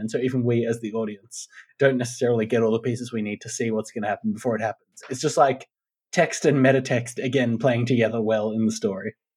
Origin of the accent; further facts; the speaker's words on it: Australia; people our age growing up in Australia in like the 90s, the early 90s